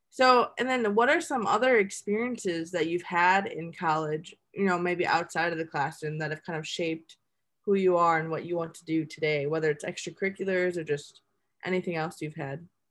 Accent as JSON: {"language": "English", "town": "Milwaukee", "region": "Wisconsin", "country": "United States", "said": "I'm from Milwaukee, Wisconsin. Like, that's where I am right now"}